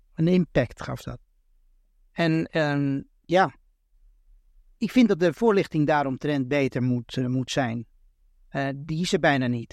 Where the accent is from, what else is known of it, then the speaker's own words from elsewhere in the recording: Amsterdam, North Holland, Netherlands; moved away as an adult; now in Los Angeles, United States; Ik ben een Amsterdammer geboren daar in Amsterdam in Nederland.